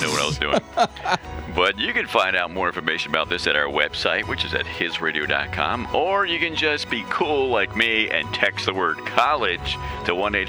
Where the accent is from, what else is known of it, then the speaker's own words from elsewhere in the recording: Florida, United States; moved away; we're from Florida.